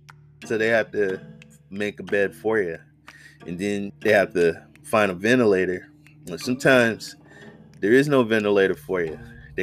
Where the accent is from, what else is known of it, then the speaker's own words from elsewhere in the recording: Oakland, California, United States; I'm from the Bay Area, Oakland. I've been voting for Kamala Harris for the longest time